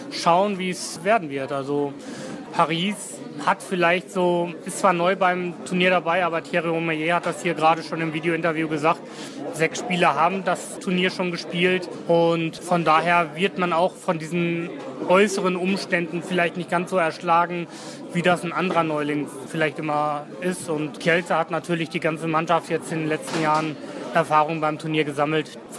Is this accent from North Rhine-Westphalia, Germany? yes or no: yes; Cologne, North Rhine-Westphalia, Germany; erstmal ist es natürlich immer in der schönsten Stadt Deutschlands oder der Welt. Das muss ich jetzt als Kölner so sagen.